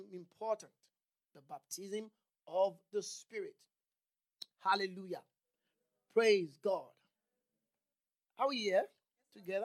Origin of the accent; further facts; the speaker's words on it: Nigeria; moved away; I'm from Nigeria.